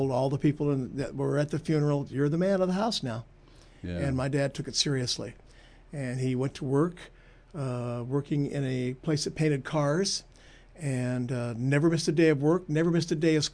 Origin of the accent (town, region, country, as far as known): Chula Vista, California, United States; born or raised there; also born or lived in Oak Harbor, Washington / San Diego